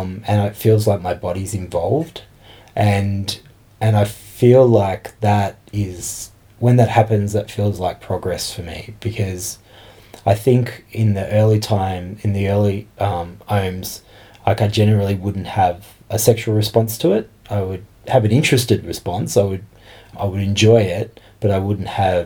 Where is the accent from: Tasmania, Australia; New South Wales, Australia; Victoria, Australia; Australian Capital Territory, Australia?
Victoria, Australia; Geelong; moved away as an adult; now in Canberra, Australia; I'm originally from Geelong and I've been in Canberra for about 3 months.